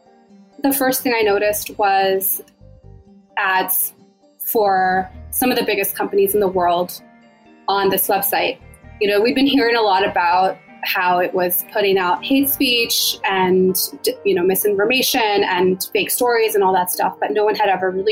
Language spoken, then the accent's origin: English; Maryland, United States; moved away; We're both originally from Maryland.